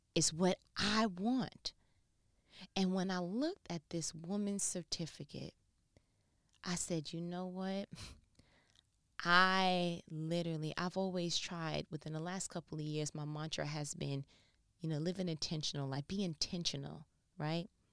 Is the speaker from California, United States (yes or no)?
no; New York, United States; I'm from New York